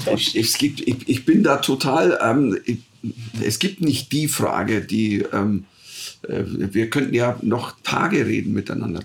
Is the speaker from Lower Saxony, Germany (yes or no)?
no; rural Bavaria, Germany; ich bin am Bayerischen Land aufgewachsen